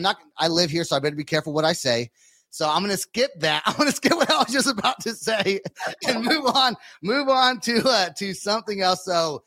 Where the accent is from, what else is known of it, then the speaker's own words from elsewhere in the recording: Bay Area, California, United States; now in Oklahoma, United States; But I'm from the Bay Area, right, originally.